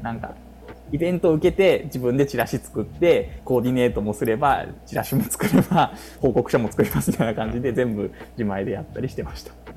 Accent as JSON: {"language": "Japanese", "region": "Kyoto", "country": "Japan", "tie": "born or raised there", "also_born_or_lived": "Ayabe, Kyoto", "said": "生まれが生まれ育ち140万人の京都市内なので"}